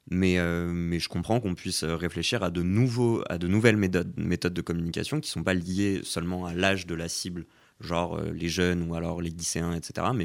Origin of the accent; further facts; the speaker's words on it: France; je suis un Français comme les autres.